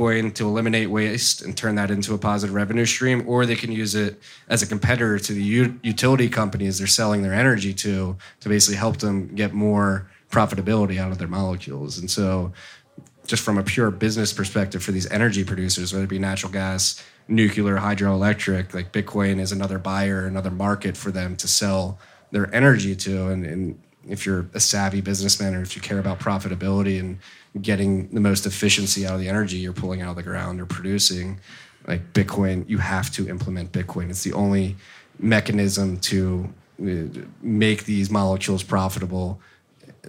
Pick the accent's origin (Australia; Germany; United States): United States; as an American